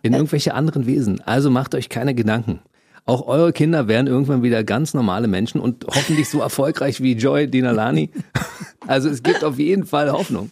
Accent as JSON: {"language": "German", "region": "Berlin", "country": "Germany", "tie": "born or raised there", "said": "wir sind ja beide Berliner. Mhm. Du bist ein bisschen später zur Welt gekommen und im Westteil der Stadt, ich im Ostteil"}